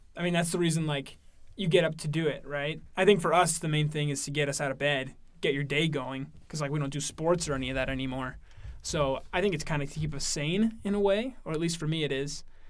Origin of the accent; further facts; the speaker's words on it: Oakland, Oregon, United States; I'm from Oregon. I live in a really small town in Oregon called Oakland, Oregon